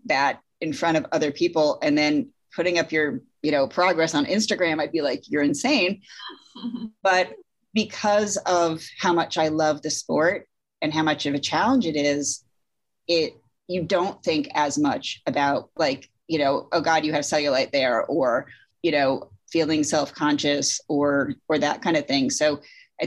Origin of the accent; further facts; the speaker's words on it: Connecticut, United States; I grew up in Connecticut.